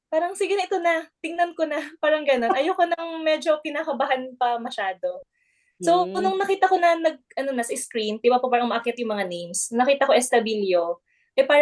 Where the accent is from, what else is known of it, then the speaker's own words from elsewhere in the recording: Ilocos Region, Philippines; Sa province ko yan ha, sa province, sa Pangasinan.